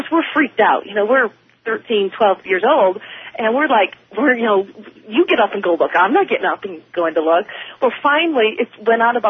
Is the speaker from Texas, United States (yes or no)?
no; Wisconsin, United States; now in Colorado, United States; My sister and I, we grew up in Wisconsin